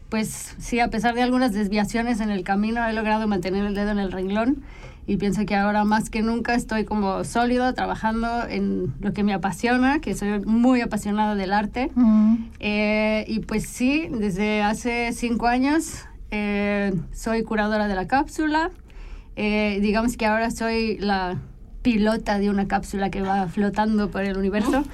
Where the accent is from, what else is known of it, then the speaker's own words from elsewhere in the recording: Mexico; moved away as an adult; now in Switzerland; yo soy mexicana. Eh, nací, nací en México, crecí en México